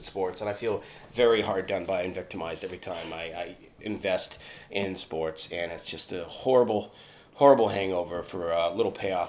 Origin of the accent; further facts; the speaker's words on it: Vancouver, British Columbia, Canada; I'm from Vancouver.